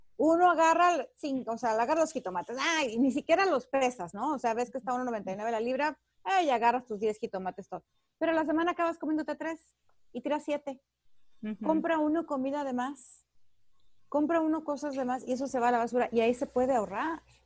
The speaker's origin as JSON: {"language": "Spanish", "country": "Mexico", "moved": "yes", "lives_now": "Los Angeles, United States", "said": "Yo como buena mexicana llegué de México"}